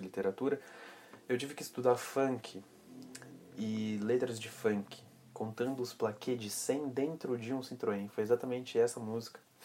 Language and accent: Portuguese; Brazil; a gente é brasileiro